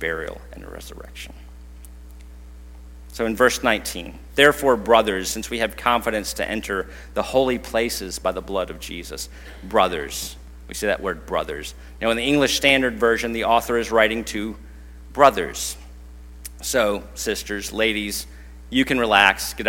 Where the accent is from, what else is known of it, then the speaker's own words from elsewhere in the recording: United States; we usually would come across as Americans